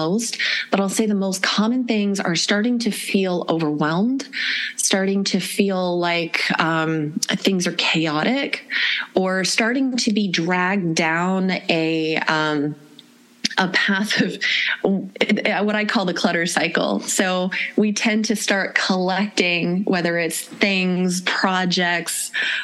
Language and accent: English; Florida, United States; I grew up in Florida